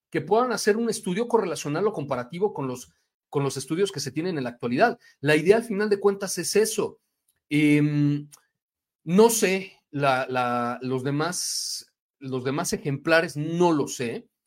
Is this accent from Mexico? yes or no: yes; Mexico; Y lo más triste es que nosotros mismos como mexicanos, en vez de apoyar y sentir orgullo, nos tenemos que atacar.